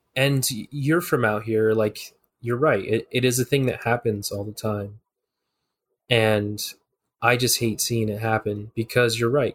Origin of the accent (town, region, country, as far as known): Tucson, Arizona, United States; born or raised there; moved away